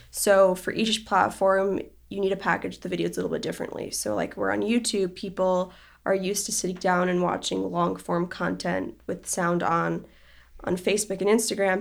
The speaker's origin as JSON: {"language": "English", "country": "Israel", "tie": "born or raised there", "said": "I grew up in Israel and over there you have to do, like, military service when you turn eighteen"}